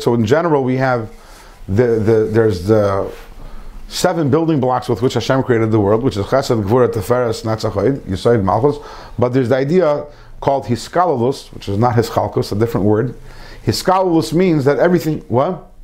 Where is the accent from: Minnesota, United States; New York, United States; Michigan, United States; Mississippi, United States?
Michigan, United States; when I was a child growing up in Michigan